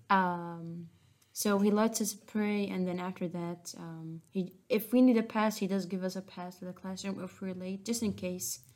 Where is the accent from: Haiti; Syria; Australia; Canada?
Syria; English is a second language; also born or lived in Jordan; now in Westminster, United States; I remember when we moved out from Syria